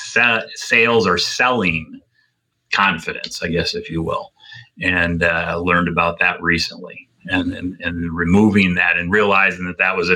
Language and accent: English; Rome, New York, United States; moved away; also born or lived in Boston; I grew up in Rome, New York, an hour from Syracuse